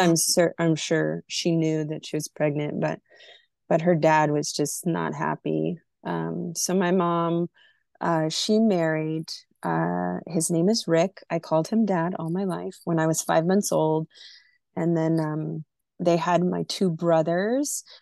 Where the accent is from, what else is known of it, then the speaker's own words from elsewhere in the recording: Burlington, Vermont, United States; born there; I was born in Vermont, in Burlington, Vermont, but um, I like to share the part that my mom was in the military and I was conceived in Iceland.